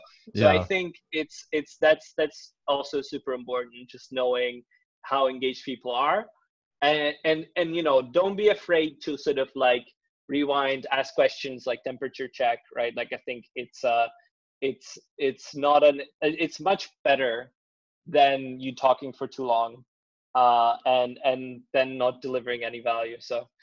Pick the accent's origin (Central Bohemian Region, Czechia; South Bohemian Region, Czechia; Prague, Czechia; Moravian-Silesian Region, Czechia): Prague, Czechia; born there; I mean, yeah, ironically, so I was born in Prague.